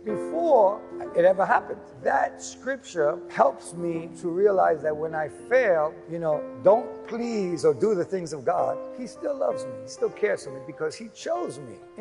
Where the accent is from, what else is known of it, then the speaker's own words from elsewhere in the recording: New York, United States; I grew up in New York, grew up in Queens.